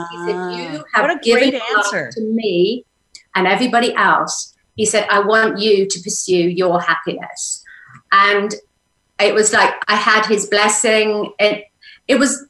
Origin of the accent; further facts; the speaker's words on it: England, United Kingdom; moved away as an adult; now in Sedona, United States; I had to let go of England to settle in here